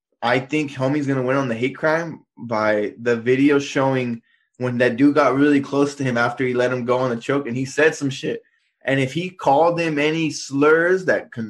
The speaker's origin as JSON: {"language": "English", "town": "Guadalupe", "region": "California", "country": "United States", "also_born_or_lived": "Santa Maria", "said": "I'm from Guadalupe"}